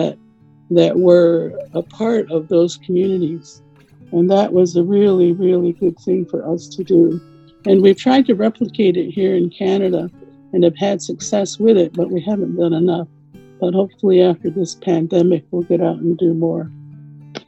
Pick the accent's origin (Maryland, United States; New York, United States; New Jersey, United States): New York, United States; Onondaga Reservation, south of Syracuse; When I was growing up on the Onondaga Reservation in south of Syracuse, New York, I attended school on the reservation there